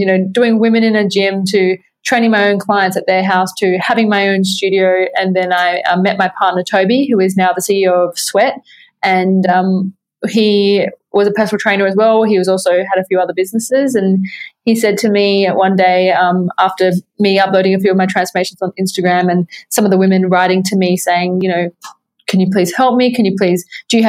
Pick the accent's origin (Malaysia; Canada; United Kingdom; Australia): Australia; Adelaide, South Australia; I was from Australia. I was from Adelaide, which is like not Sydney